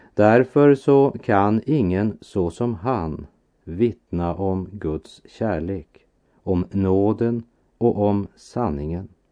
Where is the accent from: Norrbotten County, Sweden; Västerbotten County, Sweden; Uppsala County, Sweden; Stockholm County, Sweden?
Västerbotten County, Sweden; min barndom i Västerbotten